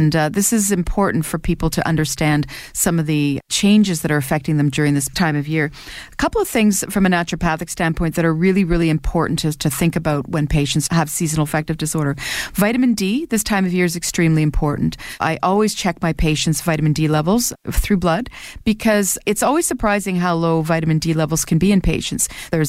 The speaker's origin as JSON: {"language": "English", "country": "Canada", "said": "And as a Canadian, if you're not taking vitamin D, you're probably low in vitamin D."}